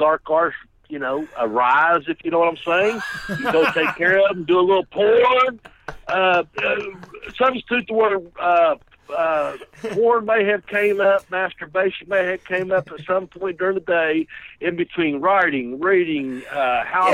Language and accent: English; Kentucky, United States; accent: southern; I'm in Kentucky, and if you detect the southern accent, that's because I'm a fucking from Kentucky